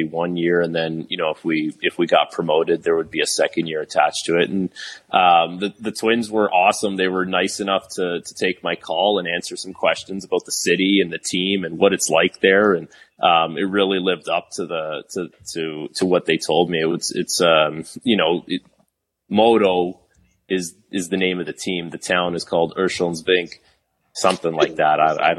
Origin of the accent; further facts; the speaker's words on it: Toronto, Ontario, Canada; playing in my hometown city